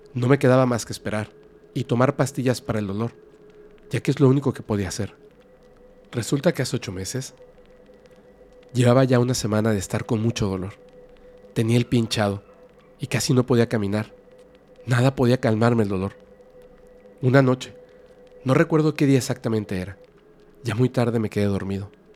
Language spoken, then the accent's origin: Spanish; a small town in Antioquia, Colombia; Soy de Colombia de un pueblito en Antioquía